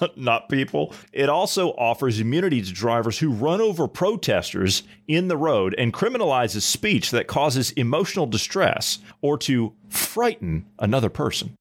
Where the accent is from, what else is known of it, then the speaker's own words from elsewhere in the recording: Columbus, Ohio, United States; moved away; I'm from Columbus, Ohio